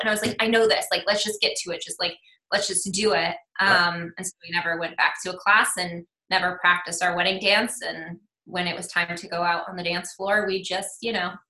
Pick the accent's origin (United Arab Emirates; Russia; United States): United States; Fort Collins, Colorado; born there; I was born in Fort Collins